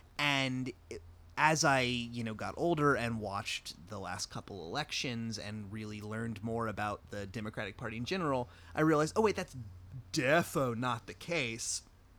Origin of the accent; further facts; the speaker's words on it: North Carolina, United States; When I was in when I was in high school, I grew up in North Carolina and went to a very conservative, rich white person school.